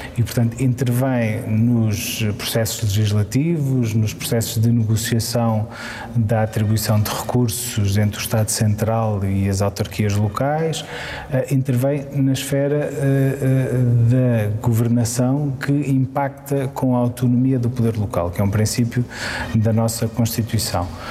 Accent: Santarém, Santarém District, Portugal; also born or lived in Abrantes; eu, eu, nasci, nasci em Santarém e, e sobretudo, cresci e, e, estudei em Santarém

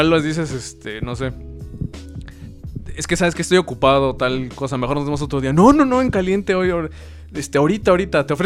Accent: Nicolás Romero, State of Mexico, Mexico; Yo soy de Nicolás Romero. Pues valió verga, güey.

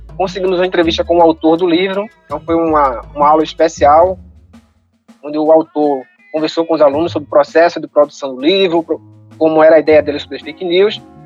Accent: Paulista, Pernambuco, Brazil; Nós somos de Paulista, Pernambuco, uma cidade que fica 20 minutos de Recife

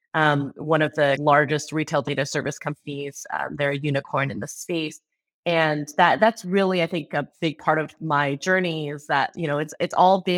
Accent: Bay Area, California, United States; also born or lived in Seattle; I was born and raised in the Bay Area, went to a Catholic school all my life in the Bay Area

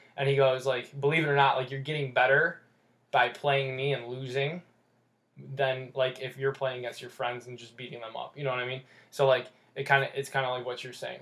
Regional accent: United States; I was born in the United States, yeah.

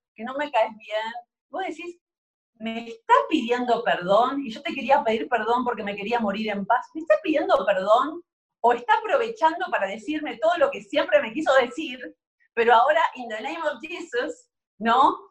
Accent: Argentina; soy argentina

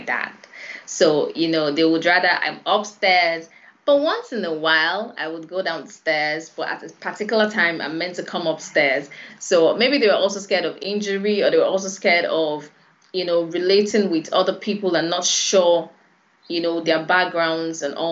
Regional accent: Lagos, Nigeria; I was born in Lagos, born and bred, actually.

